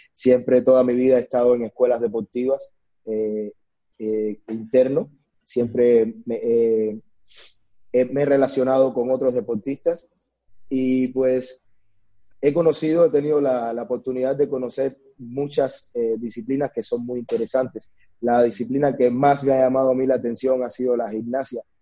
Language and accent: Spanish; Cuba; moved away as an adult; now in Mexico; nací en Cuba, eh, donde inicié mi, mi, carrera profesional. Desde muy pequeño, inicié a la edad de los 10 años.